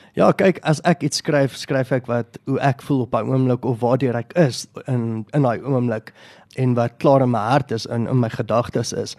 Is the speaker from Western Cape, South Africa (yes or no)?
no; Boksburg, Gauteng, South Africa; Ek is van Boksburg.